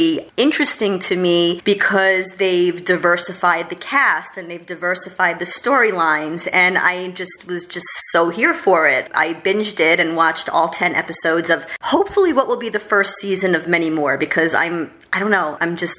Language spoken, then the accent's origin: English; New York City, New York, United States; also born or lived in Los Angeles; I'm a New Yorker